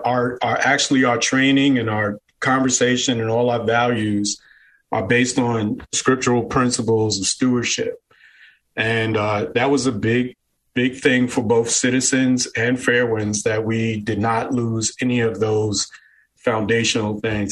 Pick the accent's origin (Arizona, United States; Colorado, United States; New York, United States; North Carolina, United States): New York, United States; New York City; moved away as an adult; also born or lived in New Jersey; now in Florida, United States; Originally, I was born and raised in Brooklyn, New York